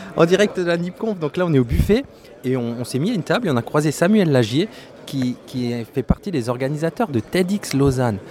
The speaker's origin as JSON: {"language": "French", "country": "France", "said": "comme on est français"}